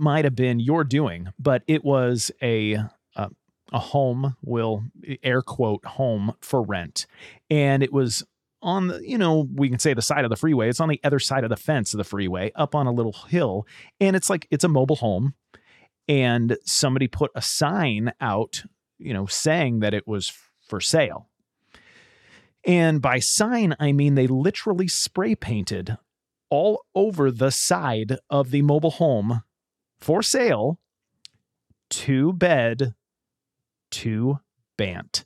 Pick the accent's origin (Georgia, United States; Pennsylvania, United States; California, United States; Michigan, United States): California, United States; Southern; moved away as an adult; also born or lived in San Diego / Austin, Texas; I grew up in Southern California, and my wife and I lived in San Diego until mid-twenties